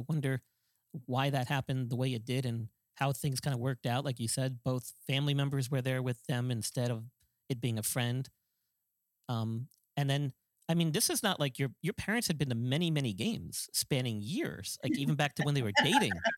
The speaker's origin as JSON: {"language": "English", "region": "New York", "country": "United States", "tie": "born or raised there", "said": "I grew up in New York"}